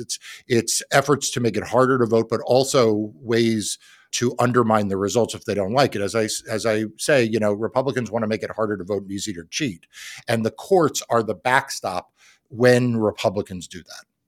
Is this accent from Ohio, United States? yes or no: no; New York, United States; growing up in New York